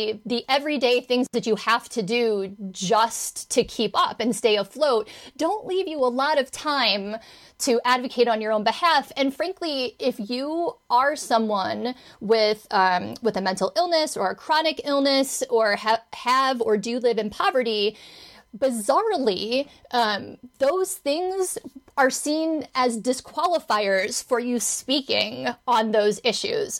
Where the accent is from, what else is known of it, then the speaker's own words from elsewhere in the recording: Indiana, United States; my home state of Indiana